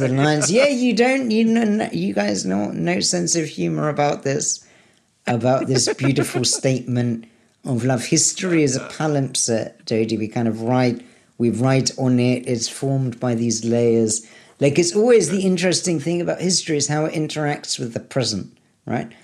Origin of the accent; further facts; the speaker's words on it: United Kingdom; moved away; I'm the British